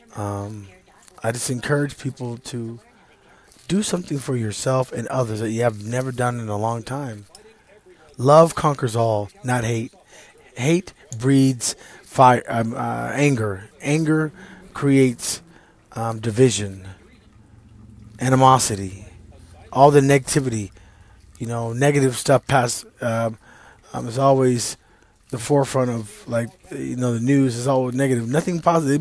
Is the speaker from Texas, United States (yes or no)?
yes; East Texas, United States; I'm from Texas and uh, East Texas. They call it Deep East Texas